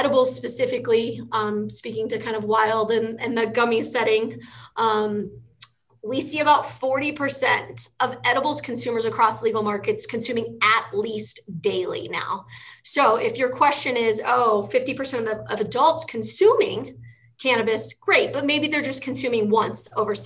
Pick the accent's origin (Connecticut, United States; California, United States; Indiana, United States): Indiana, United States; now in Colorado, United States; I'm from Indiana